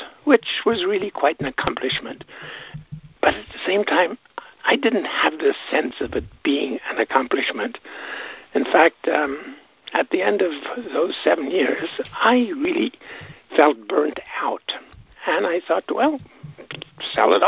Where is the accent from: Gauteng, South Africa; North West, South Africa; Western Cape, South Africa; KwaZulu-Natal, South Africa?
Gauteng, South Africa; Johannesburg; now in Canada; grew up in South Africa. in fact, was born in Johannesburg